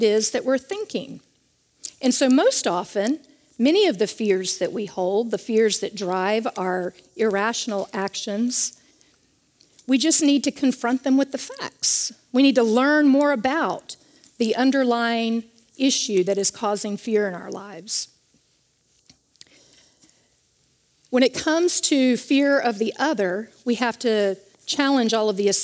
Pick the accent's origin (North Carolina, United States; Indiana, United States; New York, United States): North Carolina, United States; Charlotte; I was raised in Charlotte, North Carolina